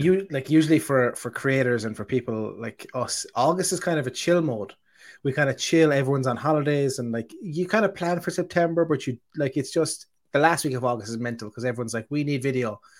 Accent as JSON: {"language": "English", "country": "Ireland", "said": "I'm the Irish person"}